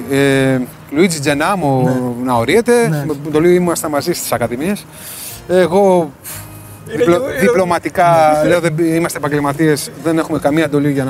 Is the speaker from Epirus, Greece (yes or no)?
yes; Ioannina, Epirus, Greece; Είμαι από τα Γιάννη ήταν, ήταν, χαρά μου να παίζω για την πατρίδα μου, την ιδιαίτερη πατρίδα μου.